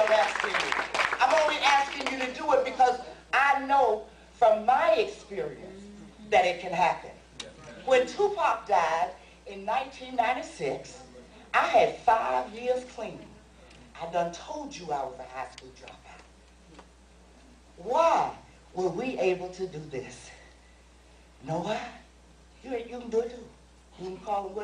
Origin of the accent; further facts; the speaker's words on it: New York City, New York, United States; I come from the South Bronx